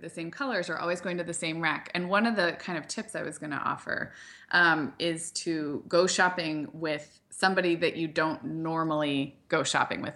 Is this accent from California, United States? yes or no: yes; Santa Barbara, California, United States; moved away; also born or lived in Chicago; I grew up in Santa Barbara where there's, like, there was, like, a good grunge and, like, vintage scene